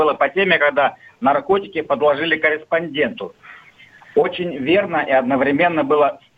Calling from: Krasnoyarsk, Krasnoyarsk Krai, Russia; Здравствуйте … я из Красноярска.

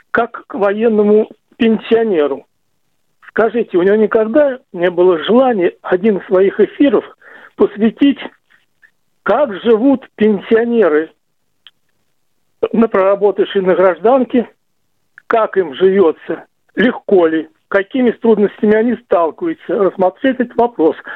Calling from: Crimea, Ukraine; Я из Крыма, из Скворцова.

